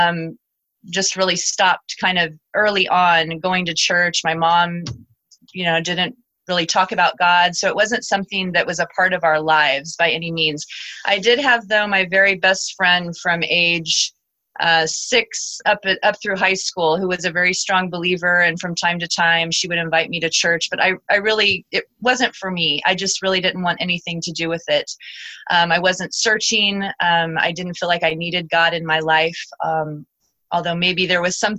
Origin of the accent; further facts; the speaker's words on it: United States; moved away as an adult; also born or lived in France; an American teaching English